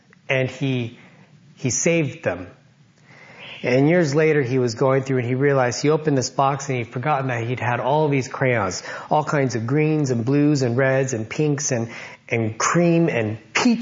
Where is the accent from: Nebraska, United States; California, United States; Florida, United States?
California, United States; Loma Linda; Growing up, I grew up in Loma Linda